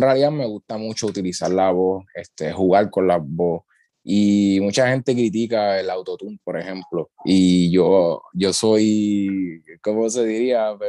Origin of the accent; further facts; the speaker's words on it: Utuado, Puerto Rico; vengo del pueblo de Utuado